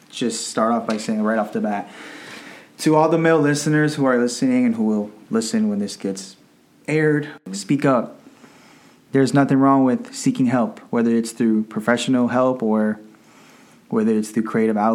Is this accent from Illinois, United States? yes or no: no; Arlington, Virginia, United States; I'm 26 years old. I was born in Arlington, Virginia.